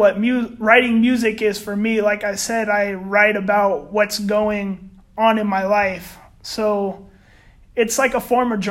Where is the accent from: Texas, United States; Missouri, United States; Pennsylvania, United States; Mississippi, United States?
Texas, United States; San Antonio; I'm from San Antonio